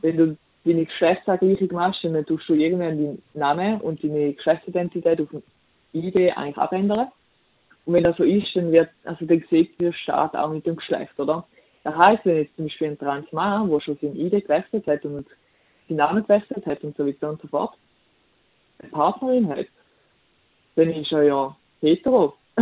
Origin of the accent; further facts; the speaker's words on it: Switzerland; ich bin weiß und ich bin Schweizerin